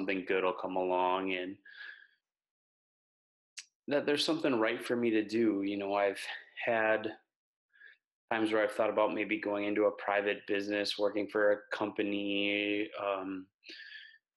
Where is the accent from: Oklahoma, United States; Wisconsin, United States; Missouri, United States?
Wisconsin, United States; moved away as an adult; also born or lived in Minnesota / Texas; I grew up in Wisconsin, went to school in Minnesota